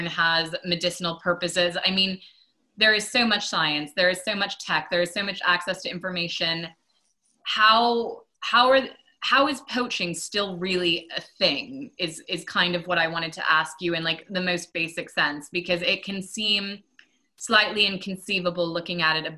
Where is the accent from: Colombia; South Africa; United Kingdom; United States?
United States; Maine; I'm from Maine